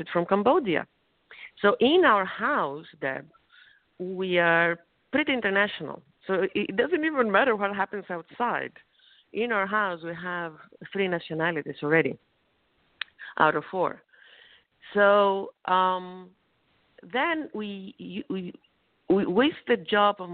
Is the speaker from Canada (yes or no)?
no; Thessaloniki, Central Macedonia, Greece; English is a second language; moved away; my hometown, small country of Greece, in Thessaloniki